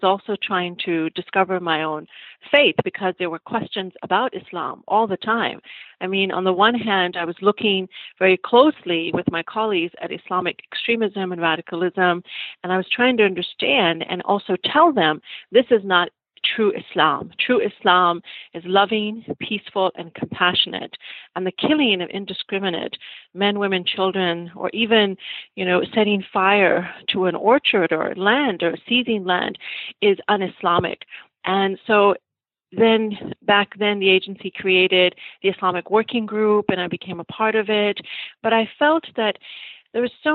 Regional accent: United States; also born or lived in Pakistan; as a child growing up in America

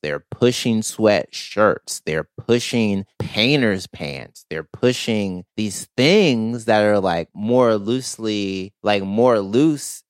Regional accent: the South, United States; I'm a millennial who grew up in the South

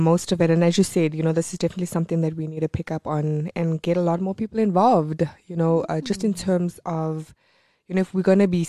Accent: South Africa; being a South African woman

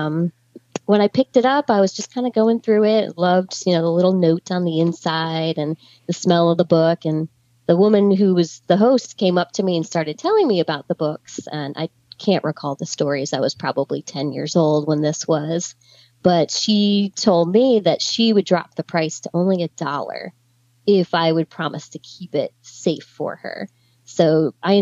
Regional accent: Connecticut, United States; moved away; also born or lived in Gettysburg, Pennsylvania / Lancaster, Pennsylvania; I grew up in Connecticut, so it was a lot of yard sales

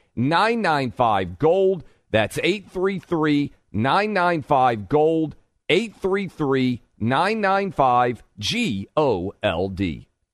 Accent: the South, United States; I grew up in the South

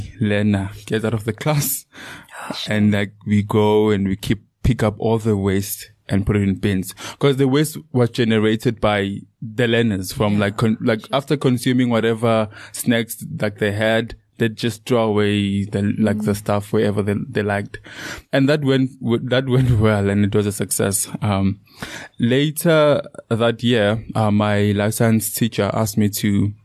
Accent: Leandra, Mpumalanga, South Africa; now in Secunda, South Africa; My story starts in Leandra. That's where I grew up, and that's where I attended high school and primary.

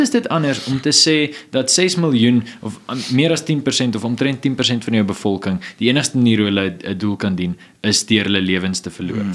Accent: Johannesburg, Gauteng, South Africa; ek het groot geword in Johannesburg in die Wesrand

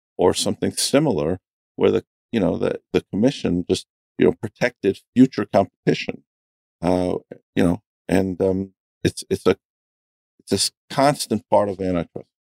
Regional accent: New York, United States; also born or lived in Cleveland; I grew up in New York

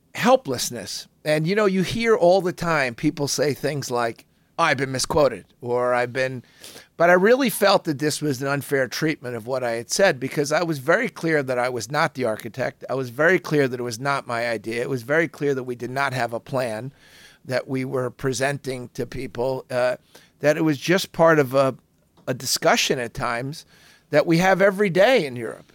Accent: United States; I'm an American

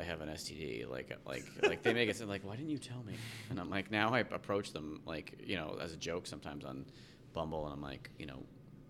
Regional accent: New Jersey, United States; also born or lived in New York; now in Chicago, United States; I was born in New York. Okay. Raised in New Jersey.

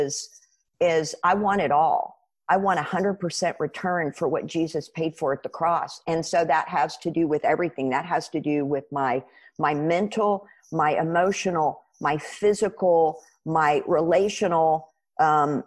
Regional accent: United States; I'm a Christian because I'm an American

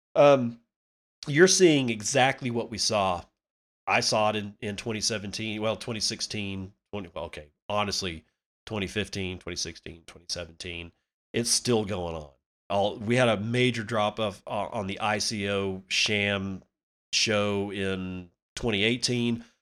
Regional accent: United States; as an American

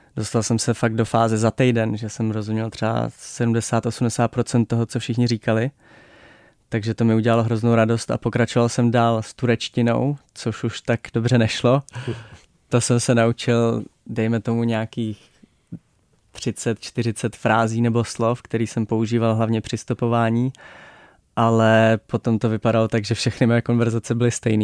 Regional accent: Czechia; My jako Češi

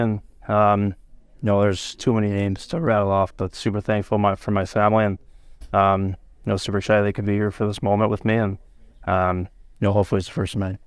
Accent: Gilroy, California, United States; moved away; my hometown city

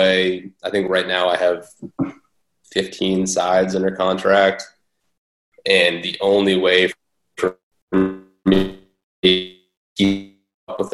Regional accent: Boston, Massachusetts, United States; moved away; I'm originally from Boston

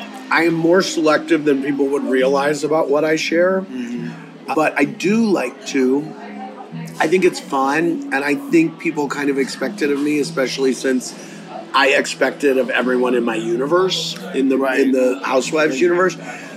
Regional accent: Midwest, United States; A sense of values, the value of a dollar, and working for it. Right. I always worked growing up

